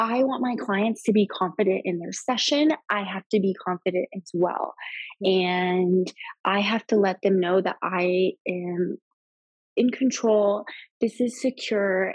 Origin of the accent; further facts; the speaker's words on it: Las Vegas, Nevada, United States; I'm from Vegas